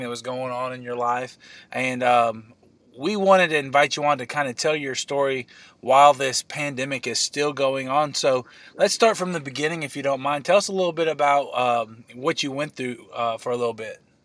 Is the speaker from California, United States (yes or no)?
no; Illinois, United States; we're both from Illinois